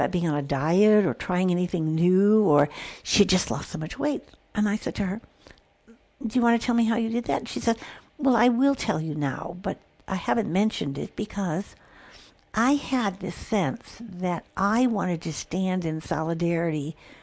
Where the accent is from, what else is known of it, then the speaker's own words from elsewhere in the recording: Illinois, United States; I grew up in Illinois, where the Michigan Lake was right there